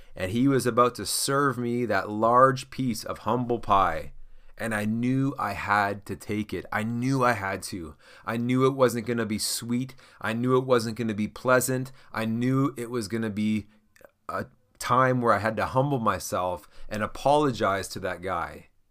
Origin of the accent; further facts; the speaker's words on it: Canada; I'm Canadian